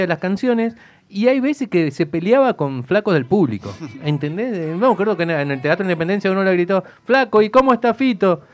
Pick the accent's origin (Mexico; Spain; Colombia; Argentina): Argentina; Mendoza; nosotros somos de Mendoza